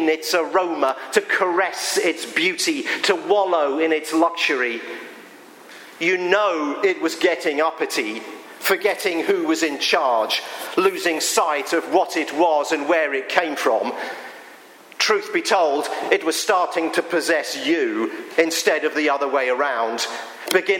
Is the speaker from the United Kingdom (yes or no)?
yes; England, United Kingdom; now in Pennsylvania, United States; I am an Englishman